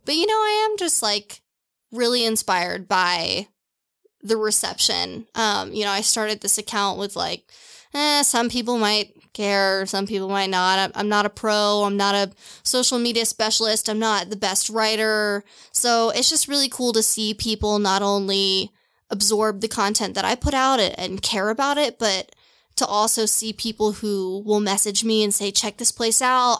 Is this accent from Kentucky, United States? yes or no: yes; Louisville, Kentucky, United States; moved away; also born or lived in Seattle / Portland; I grew up in Louisville, Kentucky.